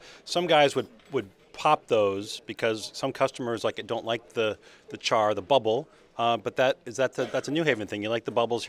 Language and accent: English; Chicago, Illinois, United States; as a Chicagoan